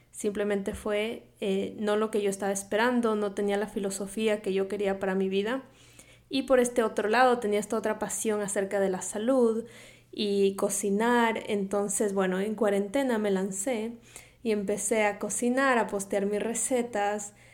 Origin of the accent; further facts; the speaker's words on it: Quito, Pichincha, Ecuador; moved away as an adult; now in Miami, United States; Soy ecuatoriana de Quito, a diferencia de lo que piensa todo el mundo, porque piensan que soy mexicana, pero no, soy ecuatoriana. Mi acento a veces eh, puede confundirlos. Pero bueno, soy ecuatoriana, crecí allá, me vine a Miami a estudiar